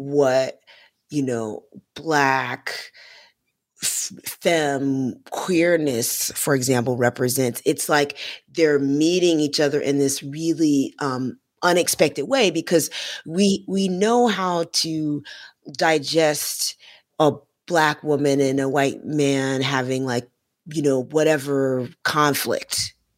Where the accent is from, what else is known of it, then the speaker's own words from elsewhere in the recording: Florida, United States; because I'm from Florida